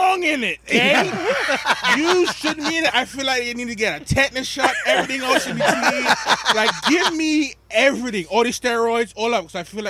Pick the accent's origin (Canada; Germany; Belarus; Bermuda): Bermuda; moved away as an adult; also born or lived in Rhode Island, United States / Massachusetts, United States; now in United States; I am originally from Bermuda. I've been in this country of the USA in Rhode Island and Massachusetts since 2009. I came here for school